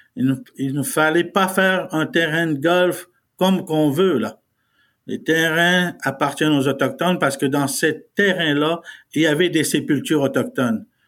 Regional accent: Côte-Nord, Quebec, Canada; first language Innu; French is a second language; on fait partie du Canada et du Québec, de la province du Québec, mais dans la région de la Côte-Nord.

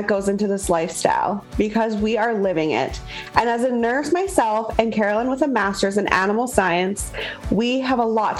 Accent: Canadian prairies, Canada

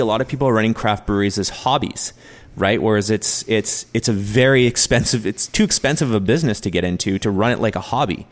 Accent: New Westminster, British Columbia, Canada; we're both from New West

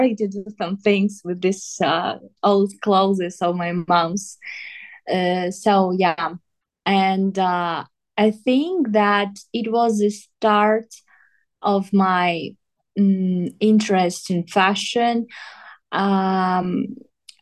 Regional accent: southern Ukraine, Ukraine; English is a second language; also born or lived in Donetsk; I just went to my home. I'm from south of Ukraine

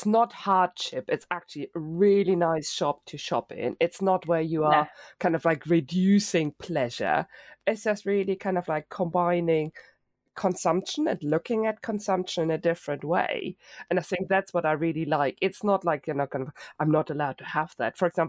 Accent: Germany; now in United Kingdom; moved to the UK 25 years ago, the biggest culture shock was having to put everything in one bin because I came from Germany with at least three bins and separation

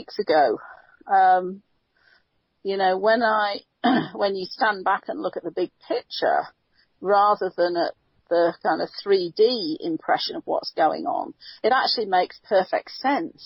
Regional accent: United Kingdom; now in United States; being a Brit

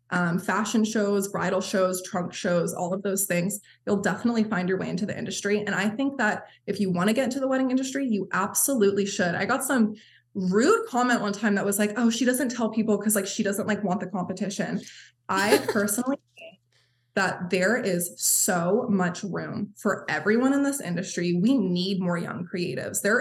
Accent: Maine, United States; Like I'm like, mind you, I'm from Maine

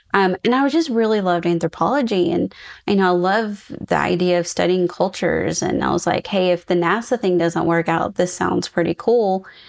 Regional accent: East Texas, United States; moved away; I'm also originally from East Texas, and my parents lived in Nacogdoches

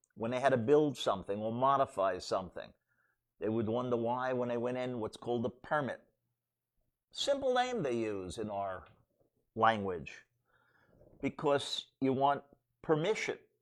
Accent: New York City, New York, United States; I grew up in Brooklyn

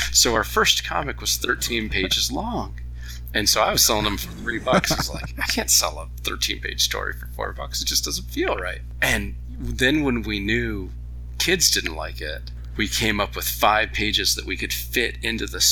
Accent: Oakland Park, Florida, United States; down here in my hometown, Oakland Park, Florida, which is basically just Fort Lauderdale

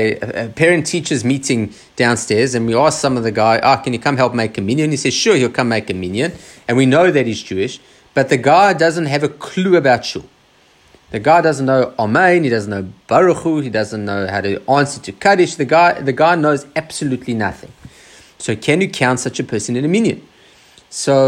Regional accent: Australia; us traditional Jews in Australia

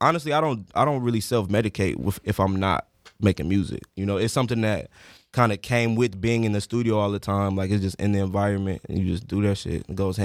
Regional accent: South Holland, Illinois, United States; Chicago. South Holland, Illinois.

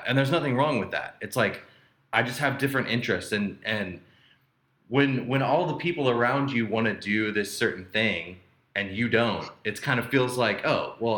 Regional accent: Vandalia, Illinois, United States; when I was younger, I'm from a small town, and then there's in Illinois, and then I'm from Vandalia, Illinois

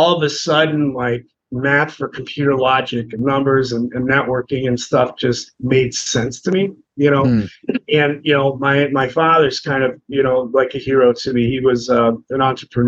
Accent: Cincinnati, Ohio, United States; I grew up in Cincinnati

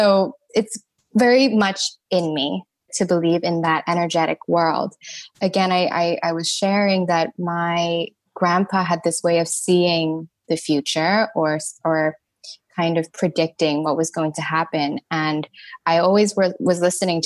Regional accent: Thailand; I'm Thai, and I grew up in Thailand.

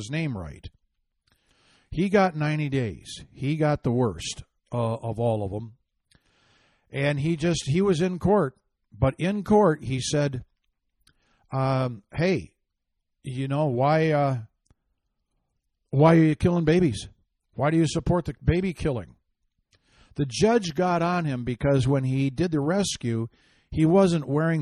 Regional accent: Michigan, United States; my home state of Michigan

